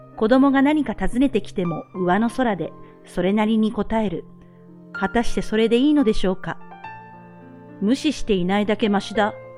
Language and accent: Japanese; Japan; born or raised there